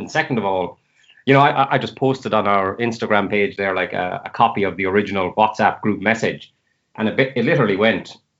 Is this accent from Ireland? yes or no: yes; Limerick, Munster, Ireland; also born or lived in Scotland; now in Galway, Ireland; So I'm living in Galway now. I'm from Limerick originally